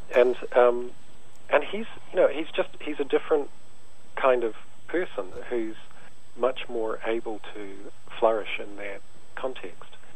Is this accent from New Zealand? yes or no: yes; New Zealand; growing up in New Zealand